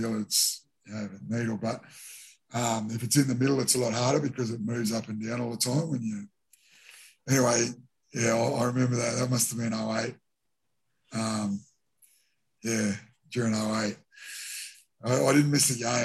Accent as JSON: {"language": "English", "town": "Toowoomba", "region": "Queensland", "country": "Australia", "tie": "born or raised there", "also_born_or_lived": "Derby, Western Australia / Brisbane / Sydney / Auckland, New Zealand", "moved": "as an adult", "said": "I'm obviously a Queenslander and I moved to Sydney"}